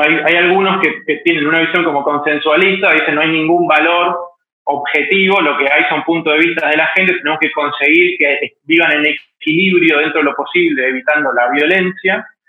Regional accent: Mendoza, Argentina; moved away as an adult; now in Buenos Aires, Argentina; soy de Mendoza, Argentina. Desde el año 2000 vivo en Buenos Aires, donde vine a estudiar comunicación.

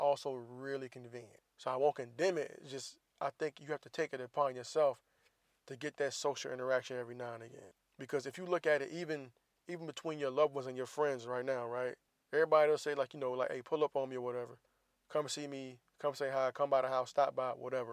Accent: the South, United States; I grew up in the South

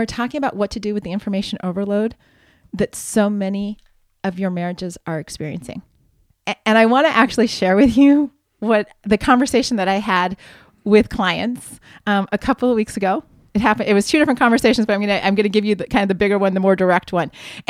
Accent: Ohio, United States; I grew up in Ohio. I still remember the farm report in the middle of the 12 o'clock news.

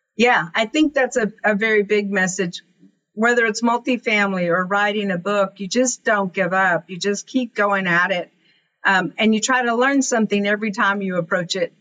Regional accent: Kermit, Texas, United States; born or raised there

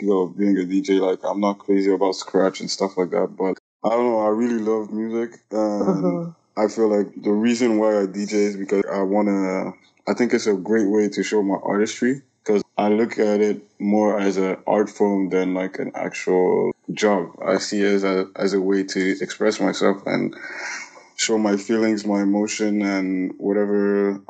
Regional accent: Ethiopia; moved away as an adult; also born or lived in Burundi; now in Toronto, Canada; I was born in Burundi. I grew up in Ethiopia and now I live in Toronto.

